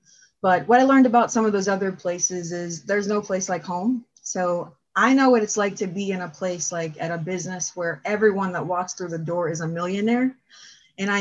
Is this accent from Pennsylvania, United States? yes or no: yes; Erie, Pennsylvania, United States; I am from Erie. I've been here my whole life